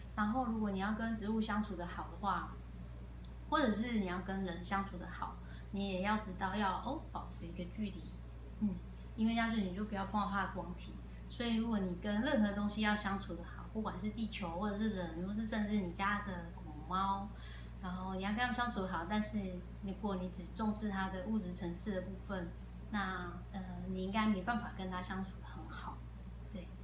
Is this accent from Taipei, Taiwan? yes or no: yes; Taipei, Taiwan; moved away as an adult; also born or lived in Taichung; now in Taitung, Taiwan; 我是，呃，土生土长的台北人。台北人，OK。但是只住到十九岁